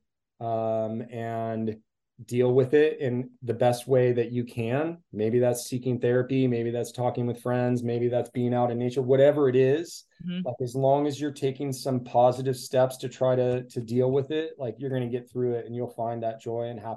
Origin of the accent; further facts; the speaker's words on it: Petaluma, California, United States; here in my hometown of Petaluma